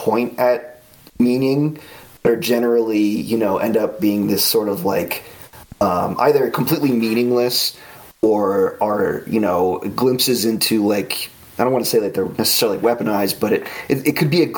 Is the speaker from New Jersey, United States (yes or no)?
no; the New York area, United States; I grew up in the New York area and, you know, within commuting distance to Manhattan